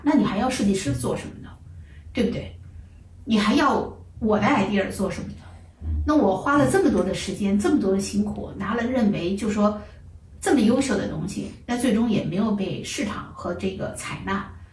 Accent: China; moved away; 尤其我们在国内长大的

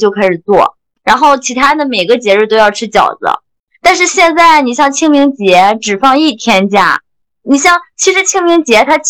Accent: China; 就是除夕这一天，就是对对我们中国人来说，它是一个特殊的日子

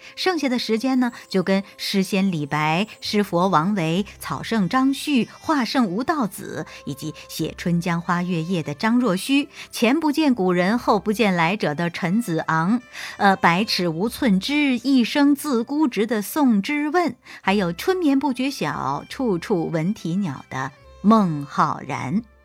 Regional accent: Zhejiang, China; also born or lived in Siming Mountain area, Zhejiang; now in Liaoning, China; 辽宁呢，是我现在工作和生活的地方，而浙江呢，是我的家乡

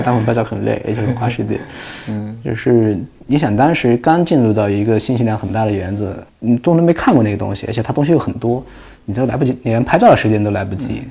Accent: Hunan, China; moved away; 我们胡娘老家那地方，我们那属于丘陵地貌

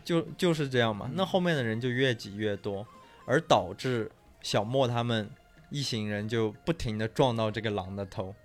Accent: Yunnan, China; 我们是云南人

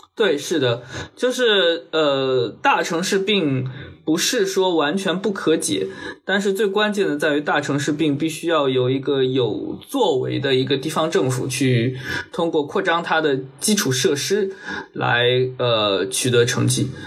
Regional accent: Wenzhou, Zhejiang, China; moved away; 像温州，我，呃，我的家乡

